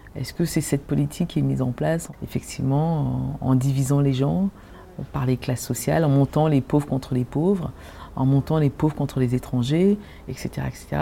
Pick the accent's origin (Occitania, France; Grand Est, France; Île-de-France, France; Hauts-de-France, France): Île-de-France, France; Maisons-Alfort; also born or lived in Cameroon; j'ai grandi effectivement à Maison Alfort, Alfortville